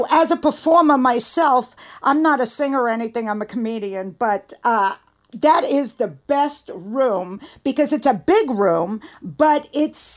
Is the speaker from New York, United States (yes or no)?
yes; New York City, New York, United States; I know you could tell I am too.